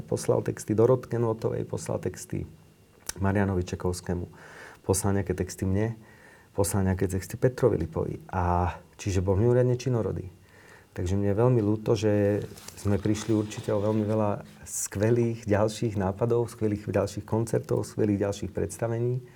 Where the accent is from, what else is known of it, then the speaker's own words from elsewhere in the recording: Slovakia; som sa narodil na Slovensku.